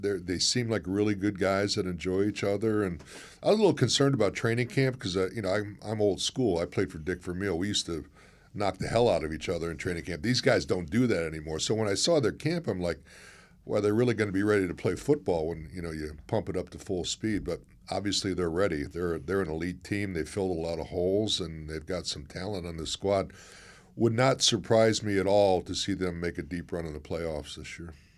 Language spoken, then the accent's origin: English; Chicago, Illinois, United States; moved away; I'm from Chicago